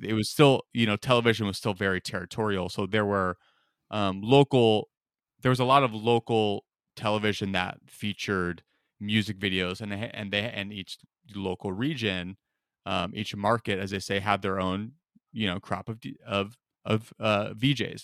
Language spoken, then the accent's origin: English; Rohnert Park, California, United States; also born or lived in Las Vegas, Nevada / Detroit, Michigan / Mount Laurel, New Jersey / Omaha, Nebraska; we moved there when I was eight years old